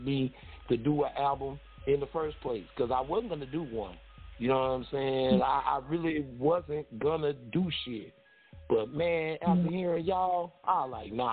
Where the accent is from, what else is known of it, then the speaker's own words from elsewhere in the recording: the South, United States; also born or lived in 228 area code (Mississippi Gulf Coast); I'm from the South